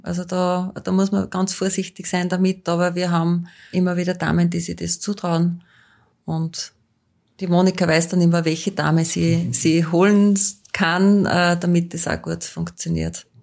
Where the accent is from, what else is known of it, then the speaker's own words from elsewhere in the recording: Austria; bei uns in Österreich